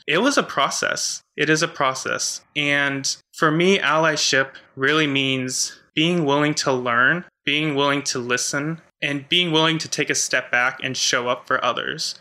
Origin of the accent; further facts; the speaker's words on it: United States; I was raised in the Catholic Church in a very conservative part of the US